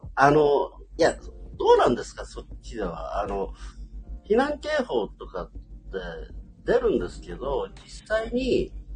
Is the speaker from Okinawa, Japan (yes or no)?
yes; Okinawa, Japan; 僕ら沖縄の人間って結構あのスコールみたいな熱帯の雨慣れてんですけど、